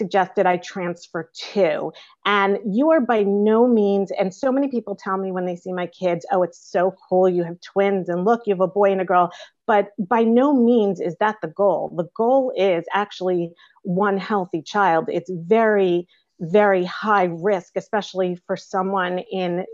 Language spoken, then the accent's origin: English; New York, United States; I'm from New York